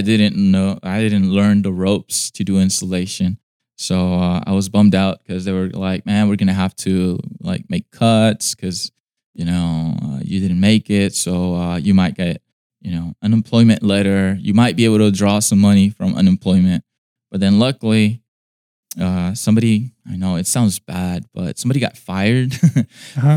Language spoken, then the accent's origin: English; Inglewood, California, United States; I was born in California in uh, the city of Inglewood in LA County